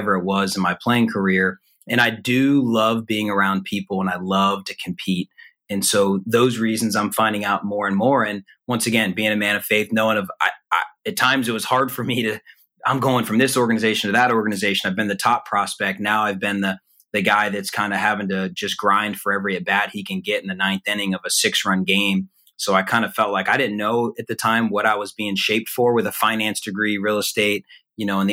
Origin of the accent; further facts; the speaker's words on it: Atlanta, Georgia, United States; moved away as an adult; being back in my hometown of Atlanta